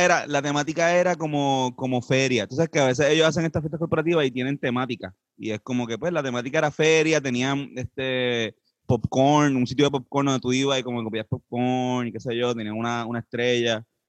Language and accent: Spanish; Puerto Rico; somos cuatro puertorriqueños